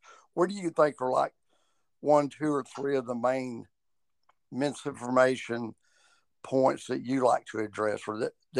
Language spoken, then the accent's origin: English; Alabama, United States; also born or lived in Oklahoma; I grew up here in Alabama, and there's hardly, by comparison with other places in the world, very few Catholics.